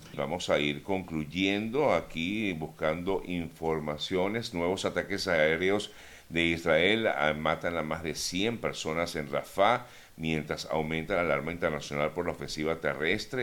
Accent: Venezuela; now in Miami, United States; como venezolanos

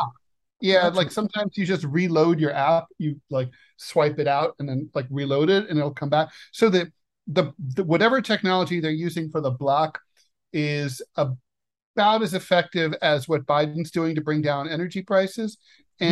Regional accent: Ohio, United States; now in Russia; my home state of Ohio

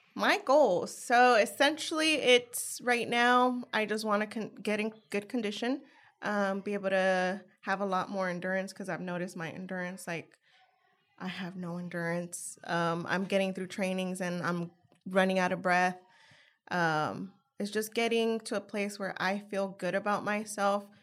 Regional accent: San Jose, California, United States; moved away as an adult; now in Richmond, United States; I'm originally from San Jose, California

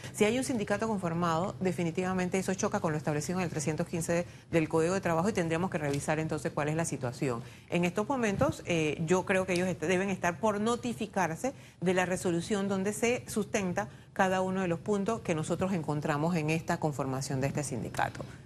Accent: Panama; Todos somos panameños.

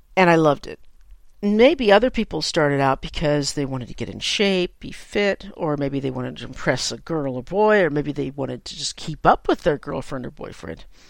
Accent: San Francisco, California, United States; I'm a native San Franciscan, and I grew up in the Bay Area

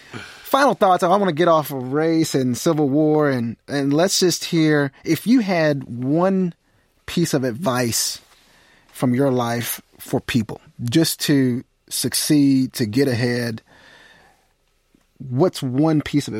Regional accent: Jasper, Texas, United States; moved away; I grew up in East Texas and a town called Jasper in the early 1990s

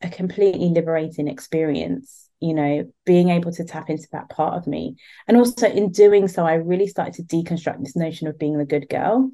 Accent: London, United Kingdom; moved away; I was born and raised in the UK, so very much born into British culture, you know. And I was born in London

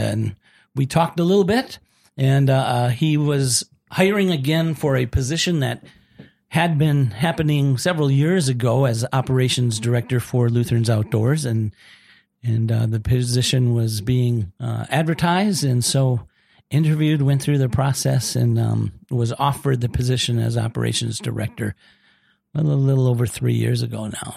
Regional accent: Austin, Minnesota, United States; now in South Dakota, United States; I grew up in Austin, Minnesota, home of Spam

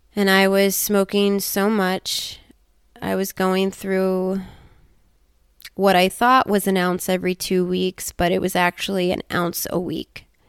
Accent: United States; being an American woman with all of this trauma

